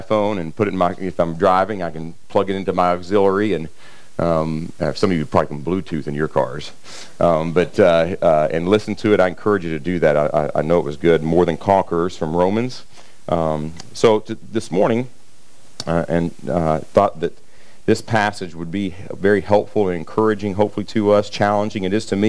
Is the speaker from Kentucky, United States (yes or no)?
yes; Kentucky side of the Ohio River, United States; I grew up on the Ohio River on the Kentucky side